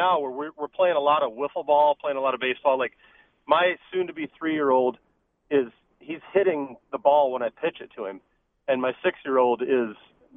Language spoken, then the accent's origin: English; Iowa, United States; now in Denver, United States; I grew up in Iowa.